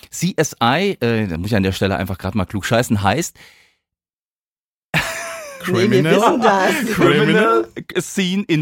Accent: Hesse, Germany; Äh, ich bin ja selbst aus dem Hause Südhessen, also Heimspiel heute für uns drei, ne?

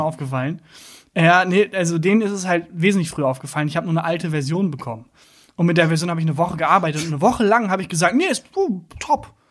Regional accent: Bielefeld, North Rhine-Westphalia, Germany; now in Cologne, Germany; Ich komme aus Bielefeld

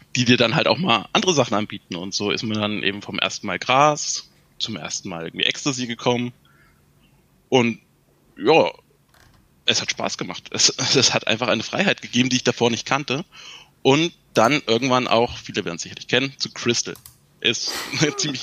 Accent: Thuringia, Germany; ich komme aus Thüringen, also aus dem Osten

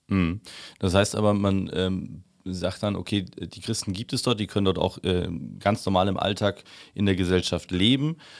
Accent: Upper Bavaria, Germany; Ich bin in, äh, in Bayern aufgewachsen, habe dort mein Abitur gemacht ähm, und in Oberbayern

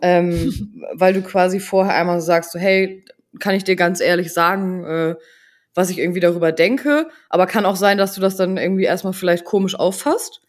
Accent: Buxtehude, Lower Saxony, Germany; ich komme aus Buxtehude

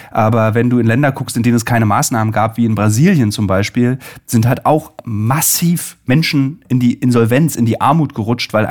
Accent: Berlin, Germany; So, also ich bin ja Berliner

